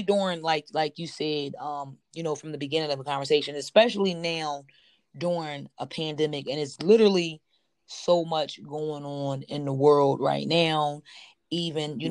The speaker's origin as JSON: {"language": "English", "town": "Philadelphia", "region": "Pennsylvania", "country": "United States", "tie": "born or raised there", "said": "I'm born and raised in Philadelphia, Pennsylvania"}